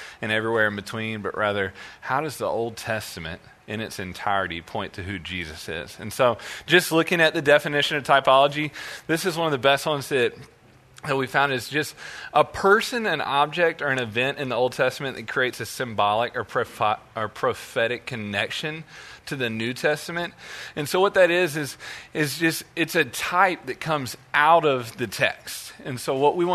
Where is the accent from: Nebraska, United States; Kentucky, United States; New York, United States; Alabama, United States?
Alabama, United States; Birmingham; also born or lived in Missouri; now in Texas, United States; I am actually from Birmingham, Alabama